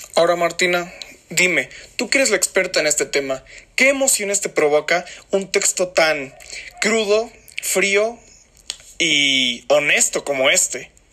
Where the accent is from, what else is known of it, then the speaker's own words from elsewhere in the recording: Mexico; nosotros como mexicanos